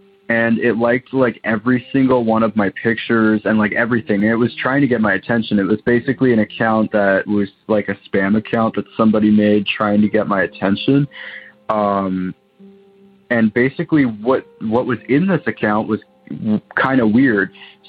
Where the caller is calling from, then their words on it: Waterloo, Ontario, Canada; I'm calling from Waterloo, Ontario, Canada.